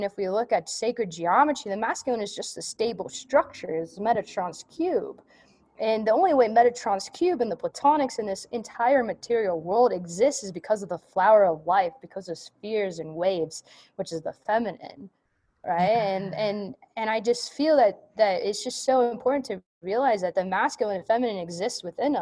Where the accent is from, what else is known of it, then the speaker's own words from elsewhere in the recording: Nevada, United States; also born or lived in California; my home state, Nevada